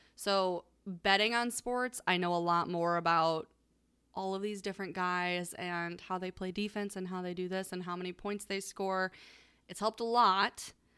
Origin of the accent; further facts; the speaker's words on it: Ohio, United States; We're from Ohio